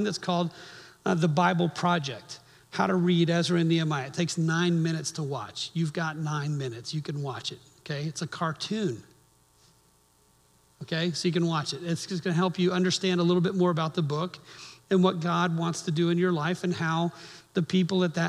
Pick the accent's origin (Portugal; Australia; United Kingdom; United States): United States; Miami, Florida; moved away; I grew up in Miami